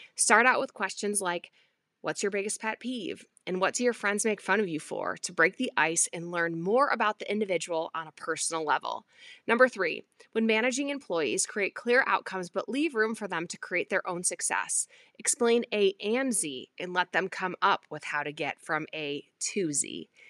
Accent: Midwest, United States; growing up in the Midwest

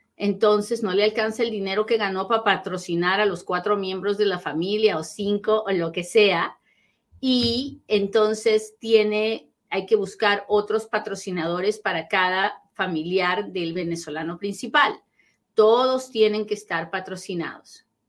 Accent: Peru; soy bien peruana, bien peruana cuando hablo.

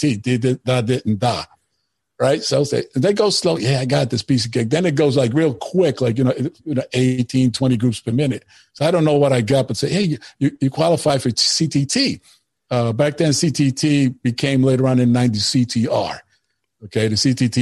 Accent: New York City, New York, United States; first language Spanish; English is a second language; moved away as an adult; also born or lived in North Bergen, New Jersey / Puerto Rico (family); now in Ewa Beach, United States; I was born and raised in New York, the Bronx

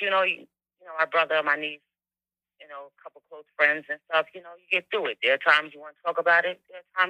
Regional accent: Long Island, New York, United States; from Long Island.

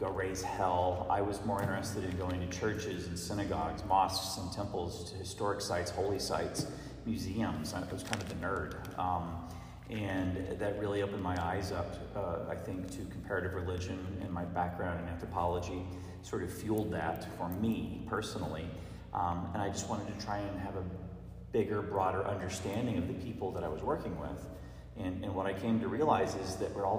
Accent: Oklahoma, United States; now in Alton, United States; I grew up in Oklahoma.

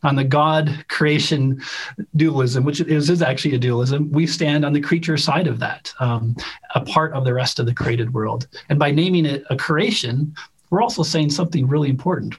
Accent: Chicago, Illinois, United States; moved away as an adult; also born or lived in Utah; since I was a kid growing up in Chicago

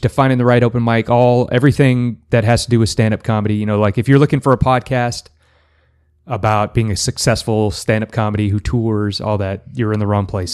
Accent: El Paso, Texas, United States; moved away as an adult; now in Central Texas, United States; I am from El Paso

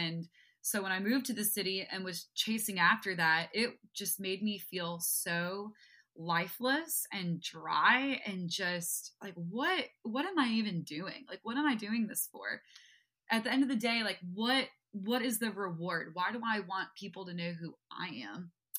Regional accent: New York, United States; I claim the title as New Yorker. But yeah, I grew up right outside of the city.

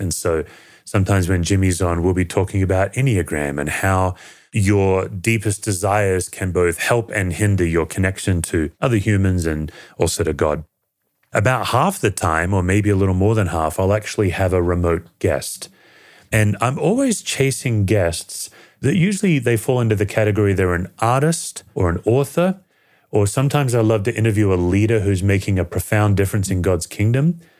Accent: Perth, Western Australia, Australia; now in United States; I was born in Western Australia in a city called Perth, the most isolated city in the world, and I grew up and was raised in a secular family

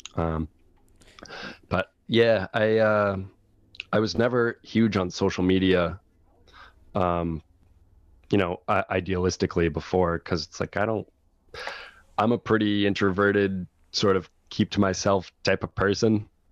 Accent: Laconia, New Hampshire, United States; moved away as an adult; also born or lived in Boston / Los Angeles; I was born here. I was born in Laconia

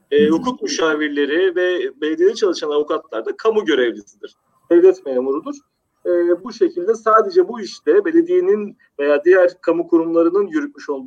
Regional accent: Maltepe, Istanbul, Turkey; born there; E, İstanbul Maltepe doğumluyum.

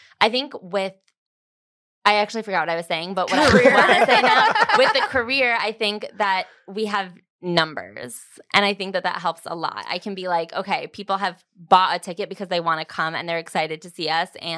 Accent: Chicago, Illinois, United States; also born or lived in Los Angeles; now in New York, United States; I'm from Chicago or like the suburbs of Chicago. And then I lived in LA for a couple of years and then I moved to New York.

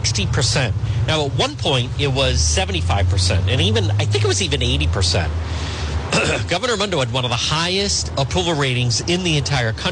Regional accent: Cranston, Rhode Island, United States; I grew up in Edgewood

